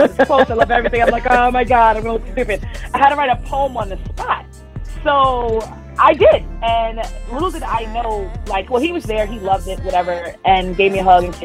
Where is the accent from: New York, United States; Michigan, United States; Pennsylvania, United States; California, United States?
New York, United States; New York City; I grew up in Brooklyn, New York, born and raised there